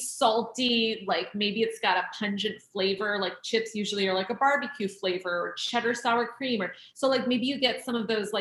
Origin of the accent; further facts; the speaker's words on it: Oregon, United States; I grew up in Oregon